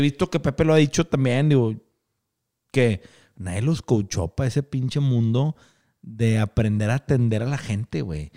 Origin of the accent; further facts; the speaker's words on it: Monterrey, Nuevo León, Mexico; Que tenemos una gran cultura de trabajo como regios